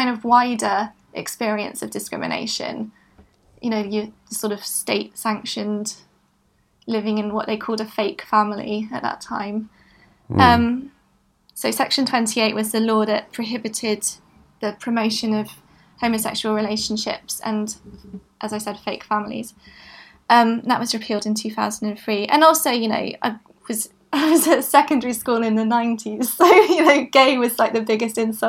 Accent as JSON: {"language": "English", "town": "Bristol", "region": "South West England", "country": "United Kingdom", "tie": "born or raised there", "also_born_or_lived": "London", "said": "I grew up in Bristol and I came back after university."}